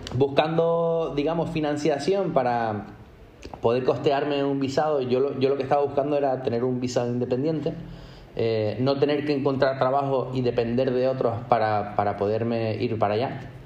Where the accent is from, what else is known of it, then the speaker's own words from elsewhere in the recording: Tenerife, Canary Islands, Spain; moved away as an adult; also born or lived in Madrid / New York / London; nacido y crecido en Tenerife